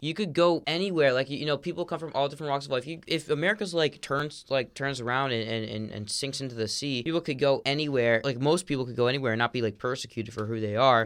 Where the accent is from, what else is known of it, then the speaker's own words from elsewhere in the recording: South Florida, United States; I grew up in, like, the South Florida Orthodox community